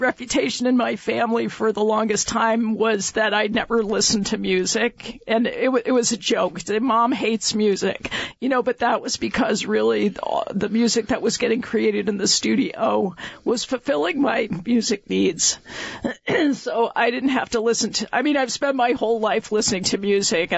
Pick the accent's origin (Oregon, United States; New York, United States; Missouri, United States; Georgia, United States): New York, United States; Ithaca; now in Vermont, United States; I grew up just outside the Cornell University campus